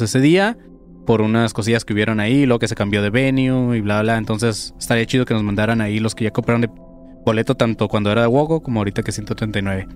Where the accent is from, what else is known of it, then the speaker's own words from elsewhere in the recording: Mexico; como mexicanos dejamos todo al final